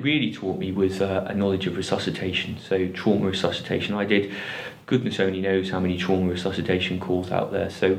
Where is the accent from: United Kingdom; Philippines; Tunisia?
United Kingdom; Liverpool, North West England; I'm originally from Liverpool